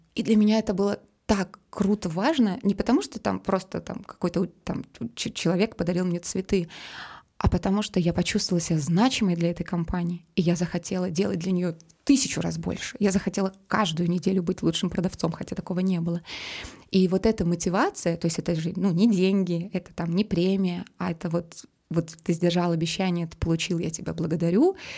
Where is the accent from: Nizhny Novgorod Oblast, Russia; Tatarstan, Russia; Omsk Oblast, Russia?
Omsk Oblast, Russia; Omsk; moved away; also born or lived in Saint Petersburg; а я сама из Омска